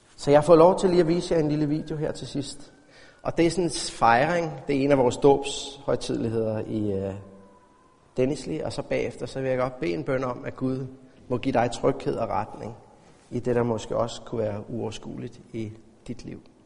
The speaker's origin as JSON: {"language": "Danish", "country": "Denmark", "said": "som dansker"}